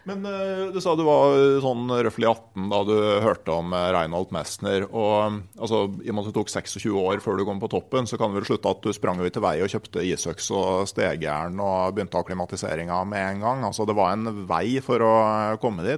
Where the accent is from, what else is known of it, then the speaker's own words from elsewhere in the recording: Gausdal, Innlandet, Norway; moved away; also born or lived in Finnmark; der jeg vokste opp i Gausdal